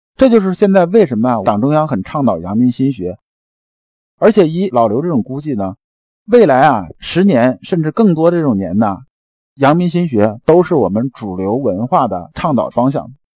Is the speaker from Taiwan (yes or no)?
no; China; 但是啊，它并不符合我们中国人这种文化。